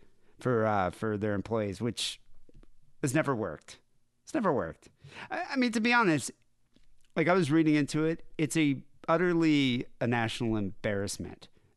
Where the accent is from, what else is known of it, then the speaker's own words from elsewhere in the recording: United States; I'm an American